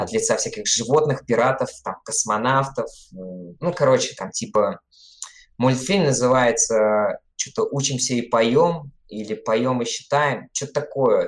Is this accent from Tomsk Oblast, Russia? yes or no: yes; Siberia, Tomsk Oblast, Russia; now in Saint Petersburg, Russia; я из Томской, из Сибири